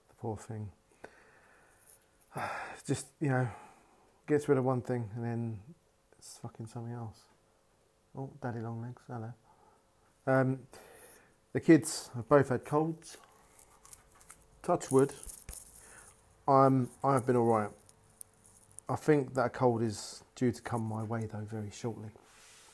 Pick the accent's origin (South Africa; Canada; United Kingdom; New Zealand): United Kingdom; I'm British